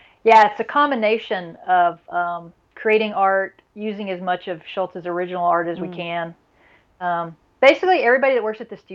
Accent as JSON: {"language": "English", "region": "Deep South", "country": "United States", "tie": "born or raised there", "also_born_or_lived": "California / Wiggins, Mississippi / Brevard, North Carolina / Knoxville, Tennessee", "moved": "as an adult", "said": "I was born in California, actually, but I grew up in the Deep South"}